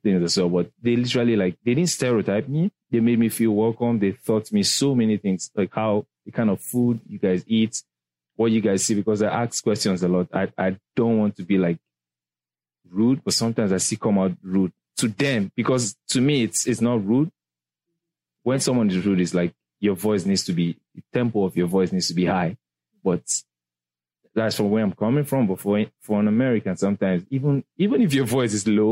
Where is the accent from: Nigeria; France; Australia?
Nigeria; accent: Nigerian; moved away as an adult; also born or lived in England; now in United States; I'm from Nigeria. We speak English. I just have, like, the Nigerian accent